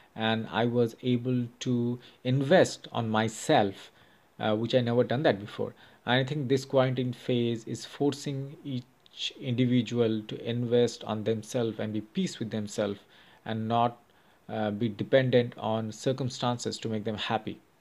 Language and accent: English; India; now in Chicago, United States; I'm from India